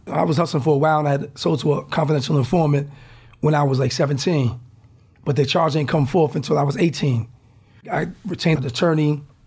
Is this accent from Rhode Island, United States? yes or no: yes; Newport, Rhode Island, United States; I was the first from Newport, Rhode Island, one of the first in, in Rhode Island.